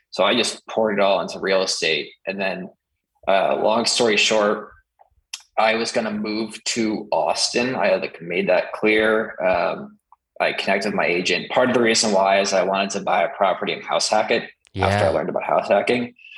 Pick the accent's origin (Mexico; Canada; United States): Canada; Sudbury, Ontario; that's where growing up in Sudbury, like you can't, my parents in my school system weren't going to let me slack off.